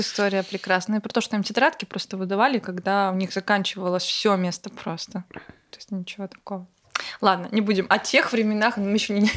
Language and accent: Russian; Bryansk, Bryansk Oblast, Russia; moved away; я из Брянска, из Брянской области